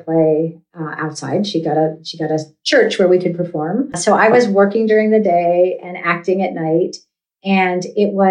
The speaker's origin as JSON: {"language": "English", "region": "California", "country": "United States", "tie": "born or raised there", "also_born_or_lived": "New York", "moved": "as an adult", "said": "I grew up in California."}